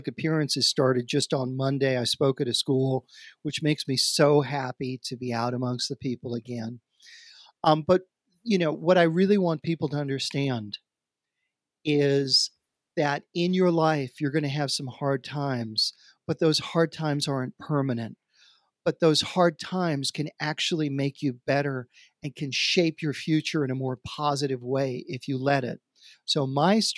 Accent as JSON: {"language": "English", "town": "New York City", "region": "New York", "country": "United States", "tie": "born or raised there", "said": "I grew up in Queens and in Queens, people have finished basements"}